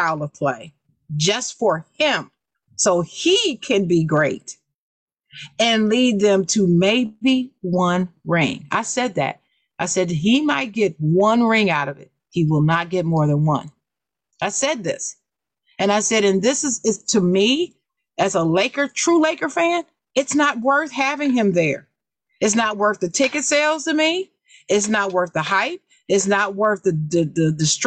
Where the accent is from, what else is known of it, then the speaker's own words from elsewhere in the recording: Dayton, Ohio, United States; I'm born in Dayton